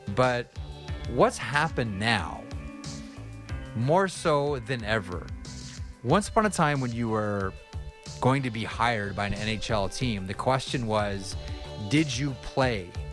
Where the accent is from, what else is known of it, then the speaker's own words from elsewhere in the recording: Toronto, Ontario, Canada; I grew up in the West End of of Toronto